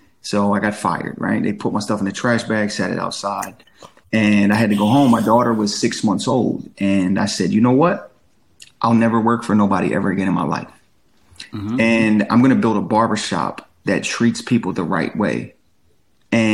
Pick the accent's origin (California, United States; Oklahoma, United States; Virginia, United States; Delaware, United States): Delaware, United States; Claymont; moved away as an adult; also born or lived in Chester, Pennsylvania / Philadelphia, Pennsylvania; now in Atlanta, United States; I'm originally from the Chester, Pennsylvania area. I lived in Claymont, Delaware, a majority of my childhood.